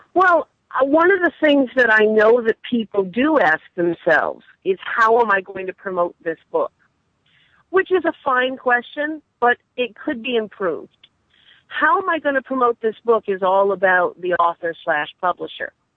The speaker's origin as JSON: {"language": "English", "region": "New England", "country": "United States", "said": "I'm from New England"}